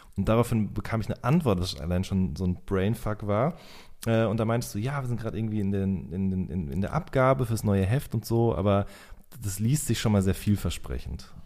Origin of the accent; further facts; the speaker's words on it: Hagen, North Rhine-Westphalia, Germany; bei der Westfalenpost in äh, Hagen und Limburg, wo ich herkomme